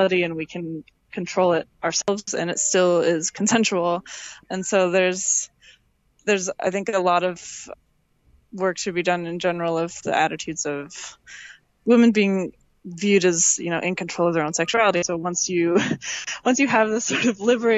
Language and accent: English; Midwest, United States; I'm from the Midwest in the United States